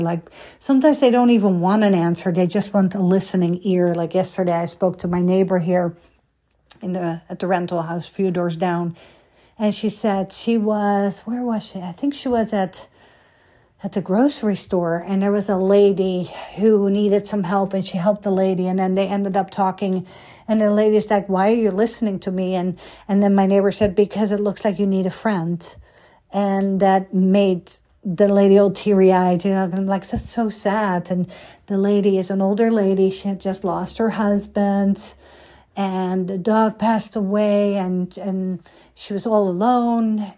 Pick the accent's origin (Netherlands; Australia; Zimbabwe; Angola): Netherlands; moved away as an adult; now in United States; I came from Holland